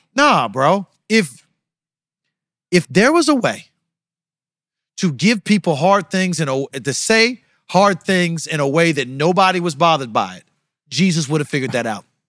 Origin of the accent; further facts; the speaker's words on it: United States; I'm from America